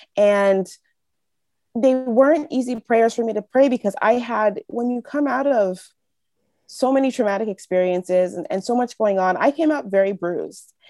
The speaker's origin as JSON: {"language": "English", "region": "Northern California", "country": "United States", "tie": "born or raised there", "moved": "as an adult", "lives_now": "Quebec, Canada", "said": "I grew up in, um, California, in Northern California"}